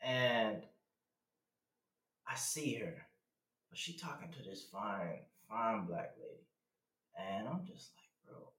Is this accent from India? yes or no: no; U.S. Virgin Islands; also born or lived in Texas; I'm from the Virgin Islands, raised there, you know. I was born out here in Texas, but you know, I don't really claim Texas like that.